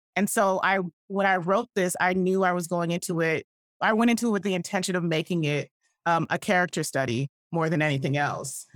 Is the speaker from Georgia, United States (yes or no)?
yes; Atlanta, Georgia, United States; We grew up Southern Baptist in Atlanta, Georgia